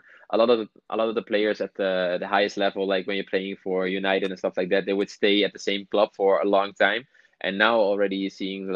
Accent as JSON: {"language": "English", "country": "Netherlands", "tie": "born or raised there", "moved": "as an adult", "said": "I grew up in Holland, so that makes it a little bit more. Like, my family lives there."}